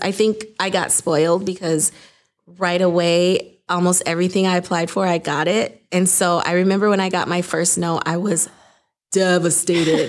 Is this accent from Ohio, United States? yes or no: no; Saint Paul, Minnesota, United States; I grew up in Saint Paul, Minnesota